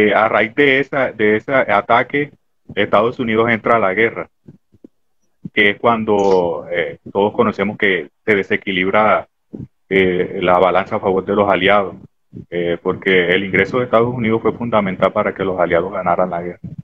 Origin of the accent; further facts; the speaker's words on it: Barranco de Loba, Bolívar, Colombia; soy de Barranco de Loba, igual que el amigo Calle